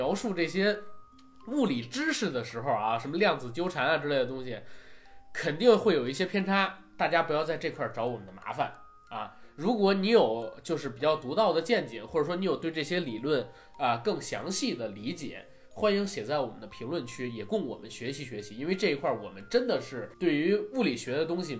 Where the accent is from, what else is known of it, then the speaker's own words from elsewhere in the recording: China; 就是我们中国人在写一些呃文字的时候，写一些文学作品的时候，为什么很难？